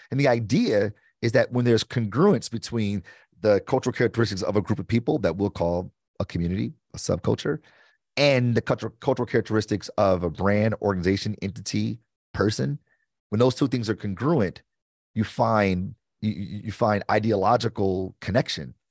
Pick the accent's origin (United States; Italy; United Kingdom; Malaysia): United States; Detroit, Michigan; I'm from Detroit